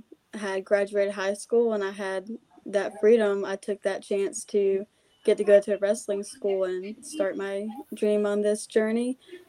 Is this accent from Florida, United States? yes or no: yes; Brooker, Florida, United States; I'm from Brooker, Florida, which is actually a very small town. No one's really heard of it. I normally just say I'm 30 minutes from Gainesville, Florida, because everyone knows who the Florida Gators are. I was born and raised on a farm.